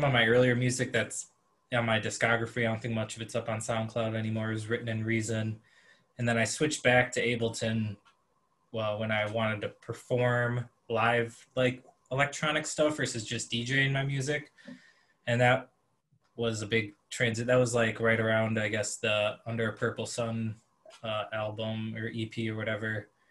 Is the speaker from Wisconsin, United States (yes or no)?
yes; Elkhorn, Wisconsin, United States; moved away as an adult; now in Milwaukee, United States; growing up in Elkhorn